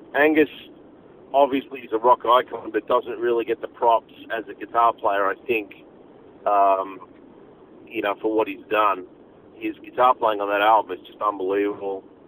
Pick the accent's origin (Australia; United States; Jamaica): Australia; being Australian, you know, is in our blood